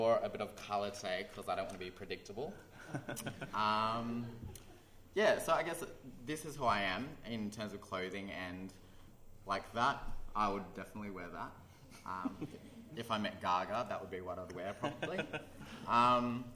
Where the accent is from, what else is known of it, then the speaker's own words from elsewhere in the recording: Canberra, Australian Capital Territory, Australia; I grew up in Canberra